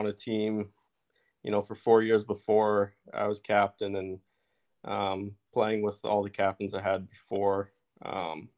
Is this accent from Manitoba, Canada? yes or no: yes; Brandon, Manitoba, Canada; moved away as an adult; now in Calgary, Canada; I grew up in Brandon here, and I just moved to Calgary last year for the school year.